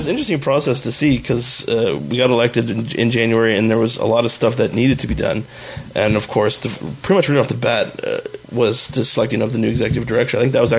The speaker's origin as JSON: {"language": "English", "town": "Fort McMurray", "region": "Alberta", "country": "Canada", "tie": "born or raised there", "said": "I grew up in Fort McMurray."}